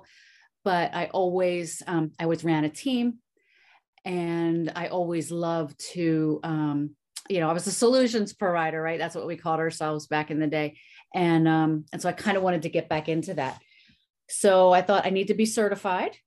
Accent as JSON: {"language": "English", "town": "Philadelphia", "region": "Pennsylvania", "country": "United States", "tie": "born or raised there", "said": "I grew up in Southwest Philly."}